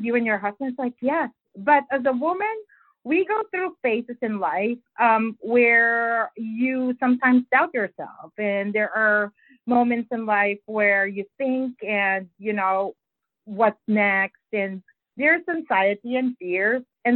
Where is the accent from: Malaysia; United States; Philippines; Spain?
Philippines; English is a second language; moved away; I grew up in the Philippines and English is not my first language